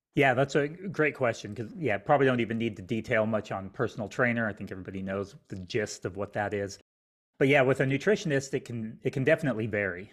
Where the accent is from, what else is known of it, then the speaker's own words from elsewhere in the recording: Albuquerque, New Mexico, United States; now in Houston, United States; I grew up in Albuquerque, New Mexico, which is in the United States